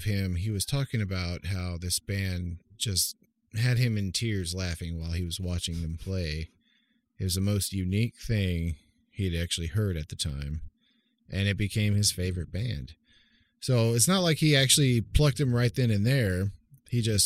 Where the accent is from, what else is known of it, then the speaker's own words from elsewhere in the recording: Oklahoma, United States; moved away; back when I grew up in Oklahoma